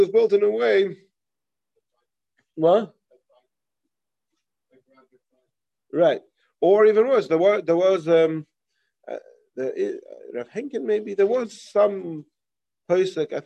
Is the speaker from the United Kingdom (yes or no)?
yes; England, United Kingdom; moved away; I remember in growing up in England, you have all the United Synagogue.